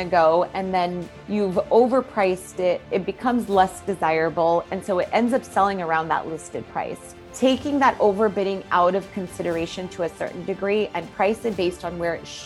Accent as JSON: {"language": "English", "town": "Fremont", "region": "California", "country": "United States", "tie": "born or raised there", "also_born_or_lived": "Chicago, Illinois", "moved": "as an adult", "said": "my husband and I actually decided to move to my hometown, which was Fremont, California"}